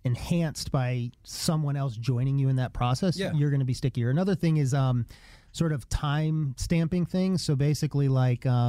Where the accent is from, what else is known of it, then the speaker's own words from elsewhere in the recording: Atlanta, Georgia, United States; also born or lived in Charlotte; I grew up here in Atlanta